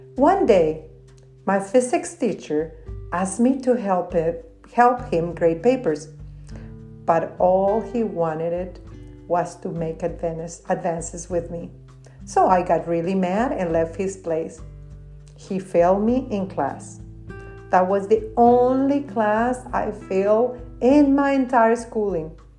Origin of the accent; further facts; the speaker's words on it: Torreón, Coahuila, Mexico; moved away; I am an immigrant from Mexico. I was born in Torreon, a city in the northern part of Mexico